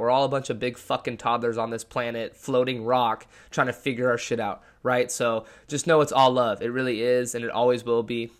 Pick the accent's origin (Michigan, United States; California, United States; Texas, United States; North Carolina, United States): California, United States; Lake Forest; moved away as an adult; also born or lived in Washington State University, Washington; I was born and raised in Orange County, California